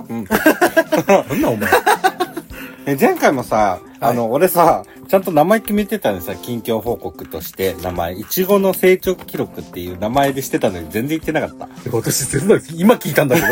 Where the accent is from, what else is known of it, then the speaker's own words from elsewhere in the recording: Nagasaki, Japan; 地元の長崎家が